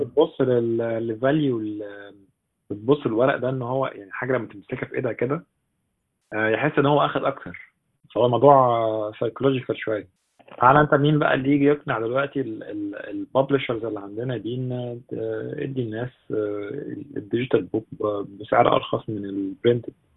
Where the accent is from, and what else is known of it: Egypt